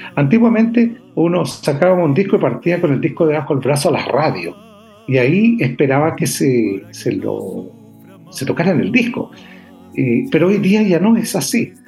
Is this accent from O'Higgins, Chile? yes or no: yes; San Vicente de Tagua Tagua, O'Higgins, Chile; el campo donde yo nací, donde me crié, es San Vicente de Aguatagua